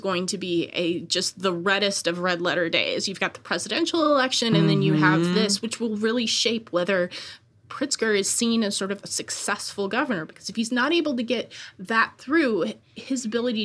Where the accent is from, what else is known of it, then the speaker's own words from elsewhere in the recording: Chicago, Illinois, United States; So I grew up in Chicago